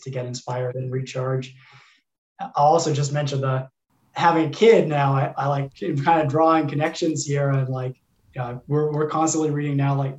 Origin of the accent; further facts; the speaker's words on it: Oakland, California, United States; we grew up in Oakland, California